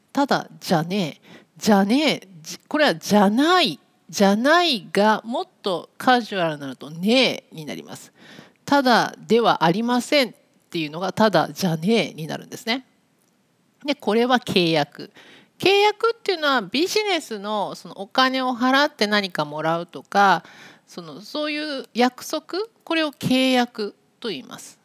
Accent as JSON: {"language": "Japanese", "town": "Nagoya", "region": "Aichi", "country": "Japan", "tie": "born or raised there", "moved": "yes", "lives_now": "Tokyo, Japan", "said": "私は今東京に住んでいるんですけども生まれ育ったところは名古屋です"}